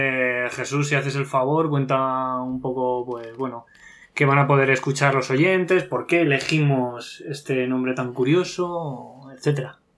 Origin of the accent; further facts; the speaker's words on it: Horcajada de la Torre, Castilla-La Mancha, Spain; mi pueblo está en Cuenca, que aprovecho para, nombrarlo, que es Horcajada de la Torre